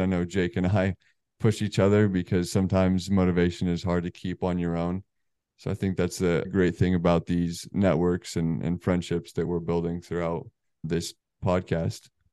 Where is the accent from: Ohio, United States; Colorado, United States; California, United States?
Colorado, United States; moved away as an adult; also born or lived in New Jersey; now in Charlotte, United States; We're both from the West Coast. Um, I guess not West West, Colorado